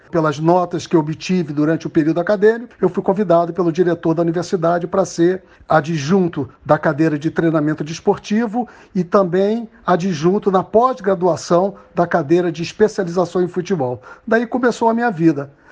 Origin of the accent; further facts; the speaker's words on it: Niterói, Rio de Janeiro, Brazil; Eu sou de Niterói, nasci perto da praia de Caraí. Meus irmãos, dois irmãos mais velhos, jogavam pela seleção do antigo estado do Rio, antes da fusão com a Guanabara.